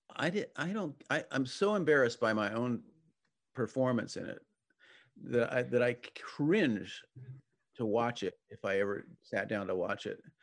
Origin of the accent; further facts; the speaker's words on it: San Diego, California, United States; I grew up in San Diego as a sailor